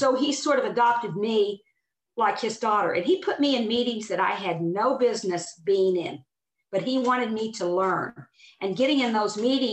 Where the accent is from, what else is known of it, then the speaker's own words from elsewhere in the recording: Oklahoma, United States; I'm from Oklahoma